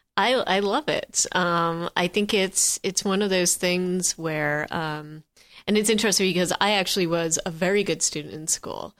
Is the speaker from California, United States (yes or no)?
no; Vermont, United States; I grew up in Vermont